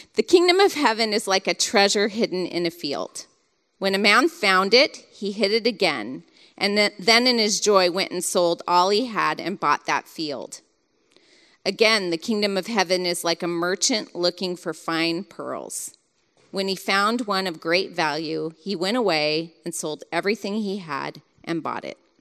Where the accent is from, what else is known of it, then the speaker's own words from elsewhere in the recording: Novato, California, United States; I grew up in Novato